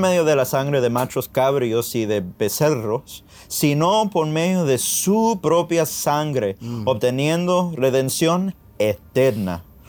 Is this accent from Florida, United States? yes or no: yes; Miami, Florida, United States; Yo nací aquí en Miami